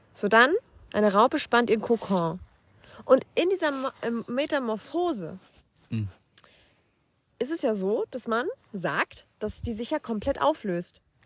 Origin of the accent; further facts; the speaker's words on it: Schleswig-Holstein, Germany; wir kommen aus Norddeutschland, wir sind Schleswig-Holsteiner